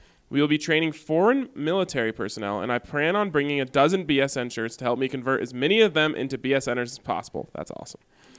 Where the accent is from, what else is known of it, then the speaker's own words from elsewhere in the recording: Raleigh, North Carolina, United States; I grew up in Raleigh and went to school at ECU